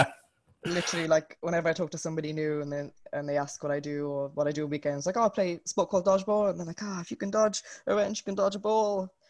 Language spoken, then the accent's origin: English; Wales, United Kingdom; I'm from Wales, which is a country in the United Kingdom.